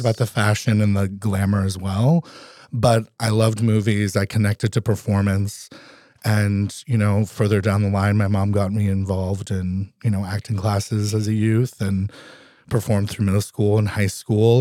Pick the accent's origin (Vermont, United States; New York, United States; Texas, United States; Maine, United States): Vermont, United States; also born or lived in Philadelphia / New Orleans; now in Alaska, United States; I was born and raised in Vermont